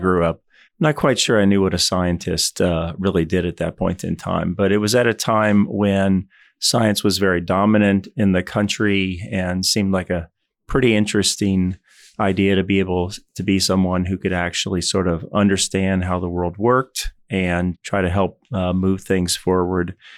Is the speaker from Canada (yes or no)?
no; Louisville, Kentucky, United States; moved away as an adult; I spent the first eighteen years of my life, I grew up in Louisville, Kentucky